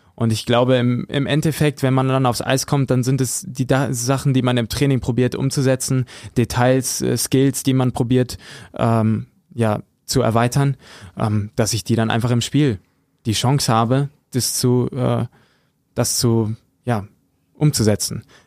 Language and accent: German; Höxter, North Rhine-Westphalia, Germany; ich komme aus Höxter, aus der Region